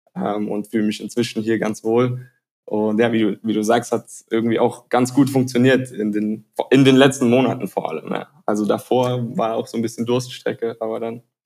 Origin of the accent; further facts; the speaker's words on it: Tübingen, Baden-Württemberg, Germany; moved away as an adult; also born or lived in United States; now in Barcelona, Spain; Ich komme aus der Nähe von Stuttgart, ähm, bin Halbamerikaner, also bin teilweise auch in, in den USA aufgewachsen, aber den Großteil natürlich in, in Deutschland, in der Nähe von Stuttgart